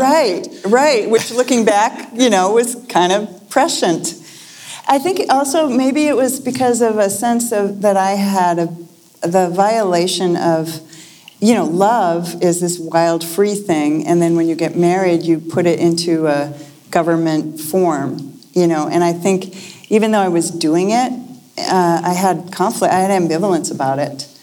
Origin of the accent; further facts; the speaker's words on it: Lexington, Massachusetts, United States; moved away; I grew up in Lexington, Massachusetts